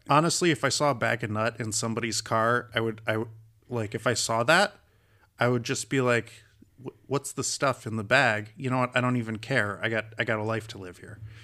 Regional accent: California, United States; here I am a Californian walking around Arizona

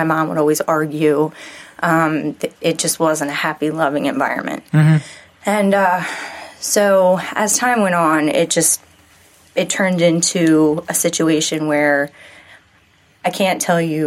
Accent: Pasadena, Maryland, United States; Pasadena, Maryland

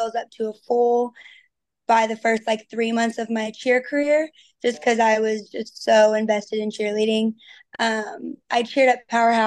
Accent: Texas, United States; I am from Texas

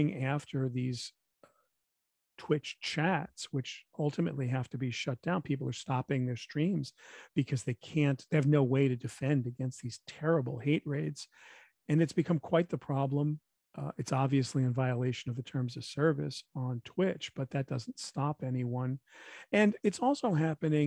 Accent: New York, United States; as a New Yorker

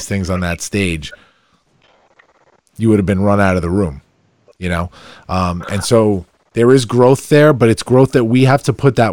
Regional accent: Farmingdale, New York, United States; coming back to my hometown that embraced me to start my business here, to raise my family here

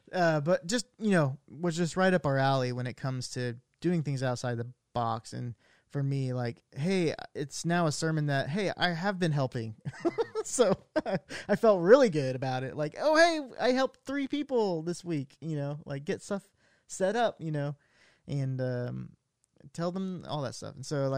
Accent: Iowa, United States; I can't even say that I'm from Iowa, because he had an Iowa Hawkeyes coffee cup.

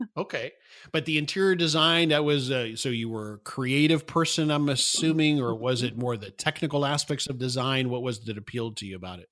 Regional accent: South Florida, United States; moved away; I grew up in South Florida

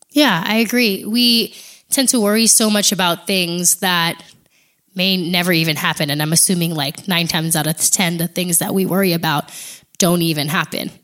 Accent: Big Island of Hawaii, United States; moved away as an adult; also born or lived in Oregon / Alaska; now in Texas, United States; I am from the Big Island of Hawaii. Uh, I am fourth generation born and raised there

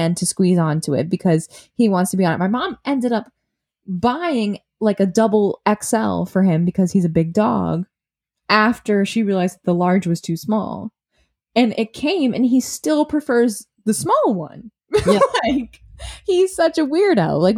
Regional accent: Massachusetts, United States; moved away as an adult; now in Brooklyn, United States; I'm from Massachusetts. I live in Brooklyn

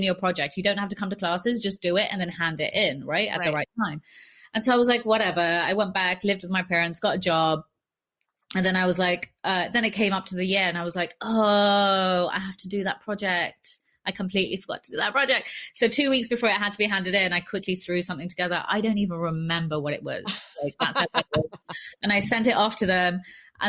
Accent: London, United Kingdom; I grew up in West London, in a place that was like a heavy immigrant area

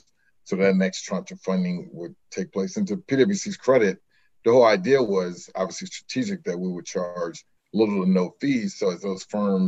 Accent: Hampton, Virginia, United States; my dream when I was growing up in Hampton, Virginia, was to fly jets

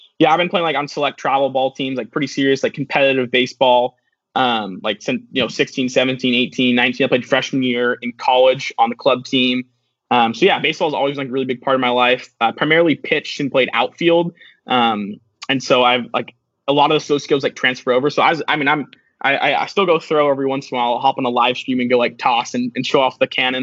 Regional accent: Seattle, Washington, United States; I'm from Seattle, Washington.

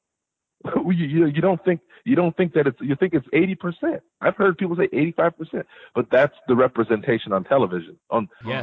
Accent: Hartford, Connecticut, United States; also born or lived in Bloomfield, Connecticut; I was born and raised in Hartford, Connecticut

